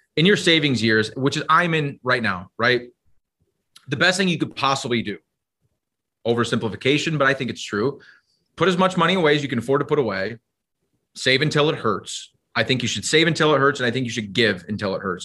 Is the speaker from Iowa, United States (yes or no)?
yes; Iowa, United States; now in Minnesota, United States; I grew up in Iowa